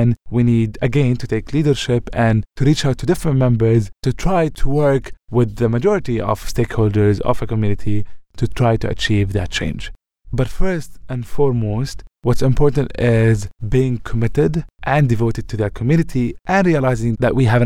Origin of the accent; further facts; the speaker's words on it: Ramallah, West Bank, Palestine; moved away as an adult; my hometown, Ramallah, in the West Bank